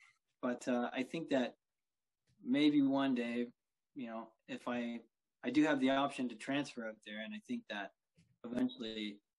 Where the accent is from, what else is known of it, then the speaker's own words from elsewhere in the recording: Hamilton, Ontario, Canada; The city I grew up in, which is Hamilton, we've got like 538,000 people living there